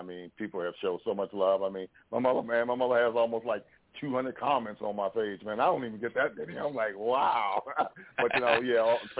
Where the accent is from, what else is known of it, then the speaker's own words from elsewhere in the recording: Washington, District of Columbia, United States; I'm from Washington D.C.